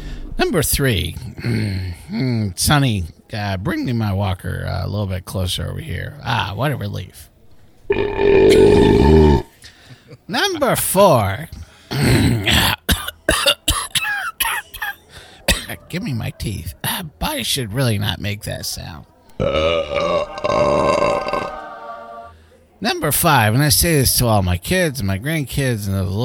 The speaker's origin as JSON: {"language": "English", "area": "Tampa Bay area", "region": "Florida", "country": "United States", "tie": "born or raised there", "said": "I grew up in the Tampa Bay area"}